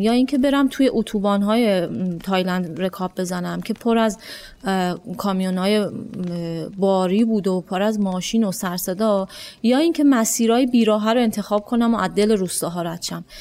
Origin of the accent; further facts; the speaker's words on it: Iran; من از ایران میام